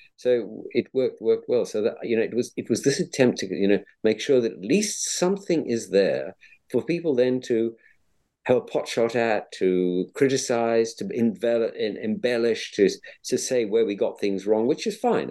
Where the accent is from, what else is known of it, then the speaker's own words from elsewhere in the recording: Cape Town, Western Cape, South Africa; moved away; I'm a South African by origin, born born brought up in Cape Town